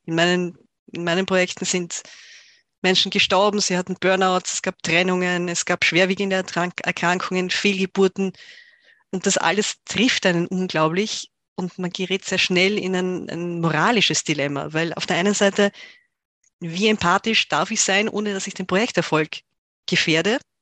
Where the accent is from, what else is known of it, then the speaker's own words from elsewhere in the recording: Tyrol, Austria; ich bin Tirolerin, in Tirol aufgewachsen